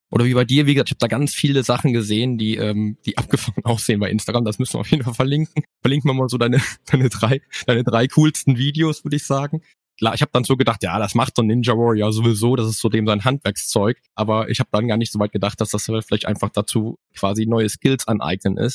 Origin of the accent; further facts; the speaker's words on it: Cologne, North Rhine-Westphalia, Germany; Ist ja auch meine Heimatstadt, ne? Kölle ist ja sowieso meine